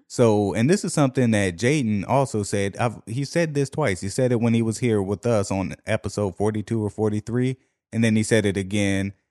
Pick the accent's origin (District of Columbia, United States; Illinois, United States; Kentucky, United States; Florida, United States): District of Columbia, United States; Washington; D C, however, my hometown